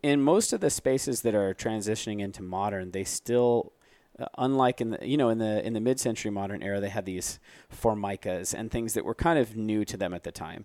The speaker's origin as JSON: {"language": "English", "town": "Phoenix", "region": "Arizona", "country": "United States", "said": "we're from Phoenix"}